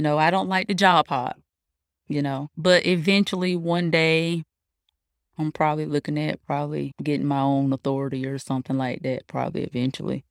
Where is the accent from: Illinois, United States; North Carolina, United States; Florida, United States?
North Carolina, United States; Fayetteville; I'm from Fayetteville, North Carolina.